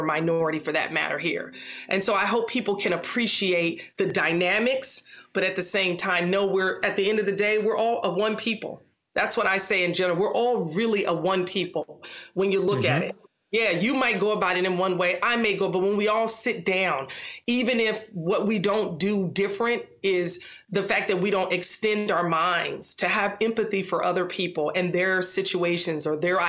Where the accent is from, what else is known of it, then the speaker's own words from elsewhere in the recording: Los Angeles, California, United States; I'm a Black girl from South Central. So I'm an American from South Central